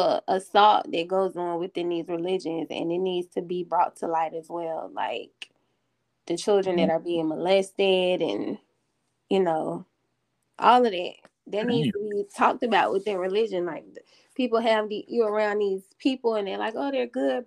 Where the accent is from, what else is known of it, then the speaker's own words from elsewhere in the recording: College Park, Georgia, United States; I'm from College Park, Georgia.